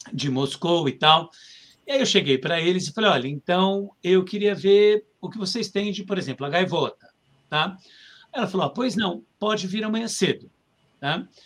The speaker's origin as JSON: {"language": "Portuguese", "country": "Brazil", "lives_now": "Russia", "said": "eu faço sobre figurinos e tal, eu vim do Brasil."}